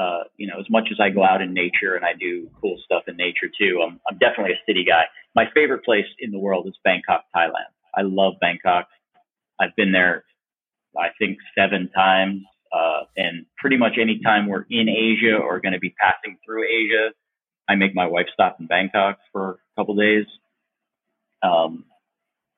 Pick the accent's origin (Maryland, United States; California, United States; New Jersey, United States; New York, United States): New Jersey, United States; moved away as an adult; also born or lived in Los Angeles, United States; now in Mérida, Mexico; I grew up in New Jersey for the first 25 years of my life.